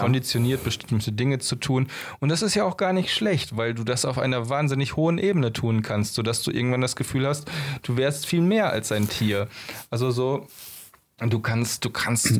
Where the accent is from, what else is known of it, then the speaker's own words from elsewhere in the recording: Germany; bei uns in Deutschland